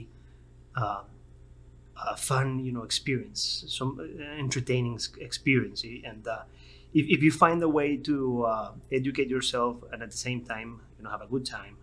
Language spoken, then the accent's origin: English; Miami, Florida, United States; also born or lived in North Carolina; I'm from Miami.